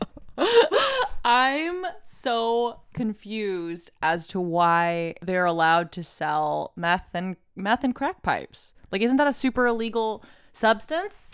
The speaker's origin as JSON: {"language": "English", "town": "Oklahoma City", "region": "Oklahoma", "country": "United States", "moved": "as an adult", "lives_now": "California, United States", "said": "I'm from Oklahoma City"}